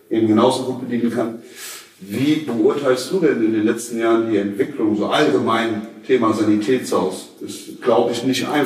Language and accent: German; Rhineland-Palatinate, Germany; Also wir kommen ja eher so aus dem Westerwald